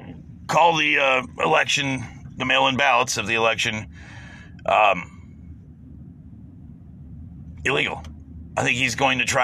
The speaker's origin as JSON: {"language": "English", "country": "United States", "said": "as an American"}